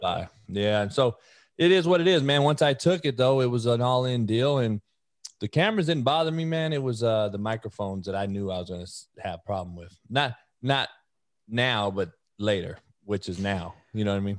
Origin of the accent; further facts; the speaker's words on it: Compton, California, United States; I was the only white kid growing up in Compton.